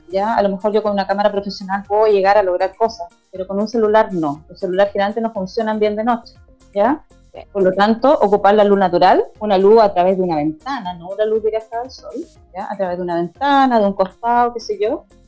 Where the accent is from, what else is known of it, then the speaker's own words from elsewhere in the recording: Viña del Mar, Valparaíso, Chile; soy de Viña del Mar